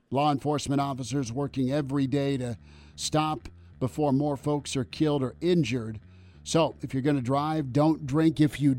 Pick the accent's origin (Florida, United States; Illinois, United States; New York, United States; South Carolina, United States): Florida, United States; I grew up in Florida part of my life, and I loved Oklahoma